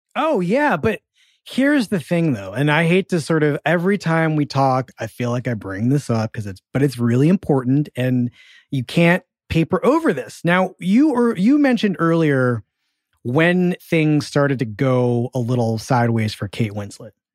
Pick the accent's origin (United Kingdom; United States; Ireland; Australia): United States; Philadelphia, Pennsylvania; accent: Philadelphia; I'm from Philadelphia